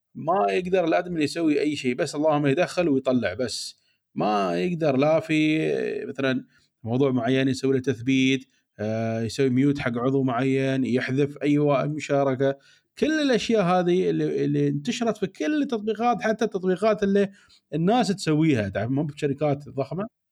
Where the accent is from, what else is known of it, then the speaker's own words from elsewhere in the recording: United Arab Emirates; عندنا في الامارات